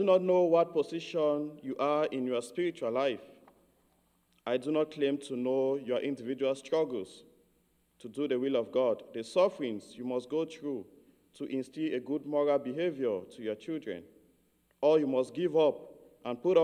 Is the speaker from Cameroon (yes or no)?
yes; Cameroon; I grew up in Cameroon, in a rural area of Cameroon.